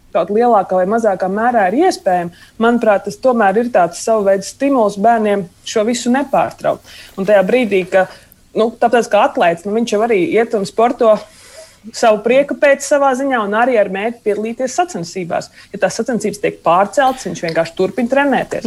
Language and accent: Latvian; Valmiera, Vidzeme, Latvia; Es pat esmu no Valmieras